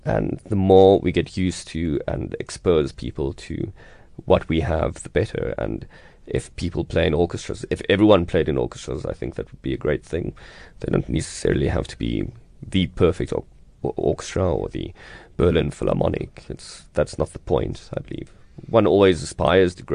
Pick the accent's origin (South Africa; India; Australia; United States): South Africa; As South African conductors and South African leaders and South African musicians